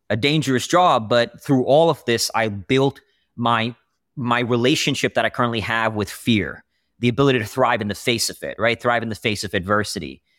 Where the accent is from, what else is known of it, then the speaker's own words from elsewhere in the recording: Austin, Texas, United States; also born or lived in India; I was born in India, moved around a lot, moved to Austin, Texas at 13.